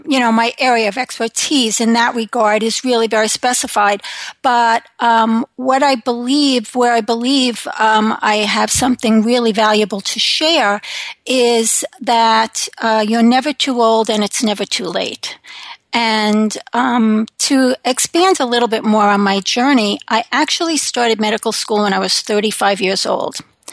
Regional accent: New York, United States; now in Connecticut, United States; So I live in Connecticut with my husband. I am originally from New York.

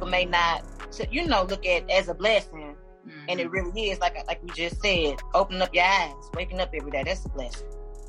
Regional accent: St. Louis, Missouri, United States; I'm from St. Louis

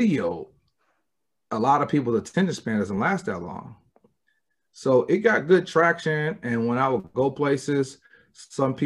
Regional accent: Michigan, United States; I'm from Michigan

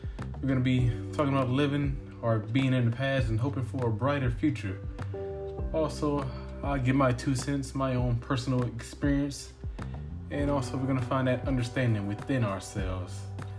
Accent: Georgia, United States; You know, I'm from Georgia myself, a little small town out here in Georgia.

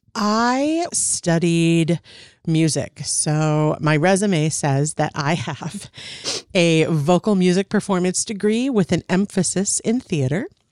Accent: Minnesota, United States; also born or lived in Wisconsin / California; grew up mostly in Minnesota, lived in Wisconsin for a couple of years, born in California, but primarily from in and around the Twin Cities

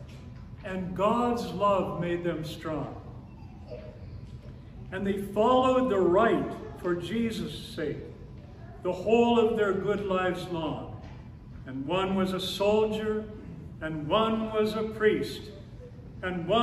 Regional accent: Phoenix, Arizona, United States; When I was a boy growing up in the Episcopal Church in Phoenix

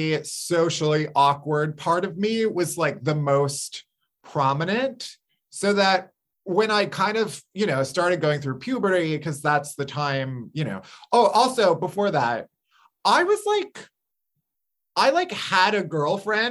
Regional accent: suburbs outside of Chicago, Illinois, United States; I grew up outside of Chicago in the suburbs.

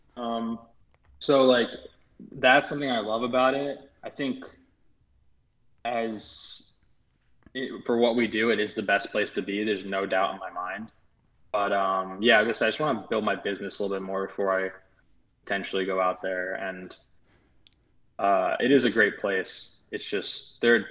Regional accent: outside of New York, United States; moved away as an adult; also born or lived in Los Angeles, United States; growing up outside of New York, having been there my whole life

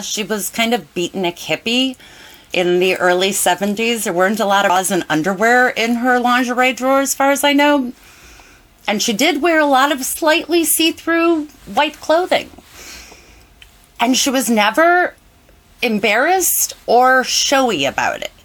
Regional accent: Cleveland, Ohio, United States; also born or lived in Ithaca, New York; I grew up in Cleveland, Ohio

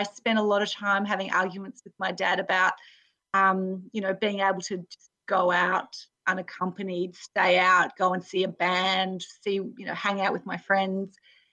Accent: Spearwood, Western Australia, Australia; I grew up in Western Australia, in a place called Spearwood, which is near Fremantle

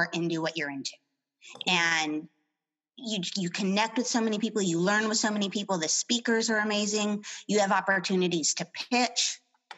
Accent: New Mexico, United States; moved away as an adult; also born or lived in Boston, Massachusetts; now in San Diego, United States; I grew up in New Mexico

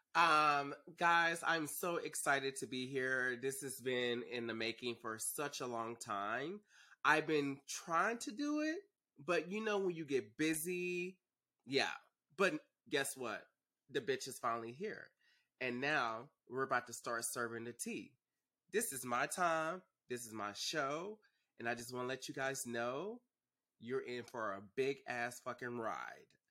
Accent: Dallas, Texas, United States; moved away as an adult; now in Los Angeles, United States; I'm originally from Dallas

